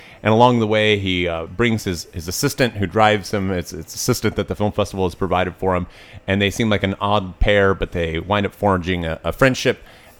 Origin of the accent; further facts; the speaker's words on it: Knoxville, Tennessee, United States; moved away; I'm born and raised in Knoxville.